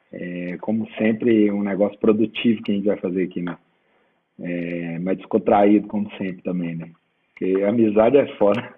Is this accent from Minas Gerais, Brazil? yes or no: yes; Sete Lagoas, Minas Gerais, Brazil; porque eu sou de Sete Lagoas